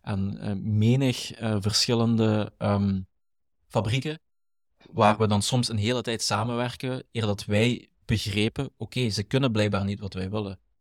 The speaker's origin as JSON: {"language": "Dutch", "area": "Limburg", "region": "Flanders", "country": "Belgium", "tie": "born or raised there", "accent": "Limburgish", "said": "Wij zijn allebei opgegroeid, in, eh, zoals ik daarnet zei, een typisch arbeidersgezin. komen mhm. Ik kom uit Limburg, uit de mijnstreek."}